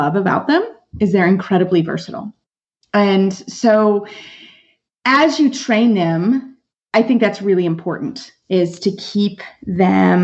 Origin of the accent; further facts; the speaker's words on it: Lexington, Kentucky, United States; I'm actually a native of Lexington, Kentucky. I am from Kentucky.